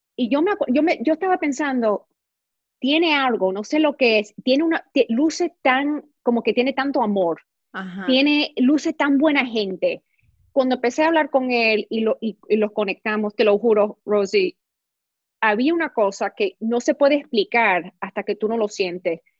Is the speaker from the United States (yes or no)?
yes; New York, United States; moved away as an adult; now in Los Angeles, United States; Yo nací en Nueva York, me crié en Nueva York, me crié en colegios americanos, con amigos americanos